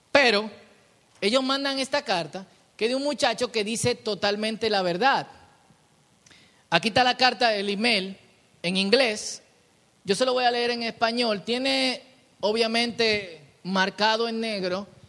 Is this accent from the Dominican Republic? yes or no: yes; Dominican Republic; hablo como dominicano